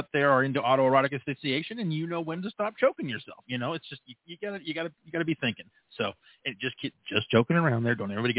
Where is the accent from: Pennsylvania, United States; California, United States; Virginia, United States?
California, United States; now in Colorado, United States; I grew up in California